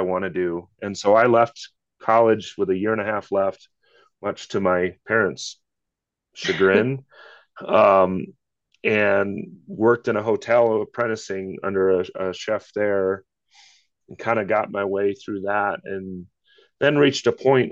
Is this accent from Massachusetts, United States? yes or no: no; Iowa, United States; now in Littleton, United States; grew up in the Midwest in Iowa